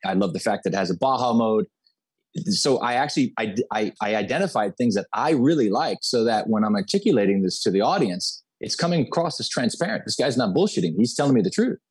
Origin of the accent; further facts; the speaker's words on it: Miami, Florida, United States; I was born and raised in Miami, Florida.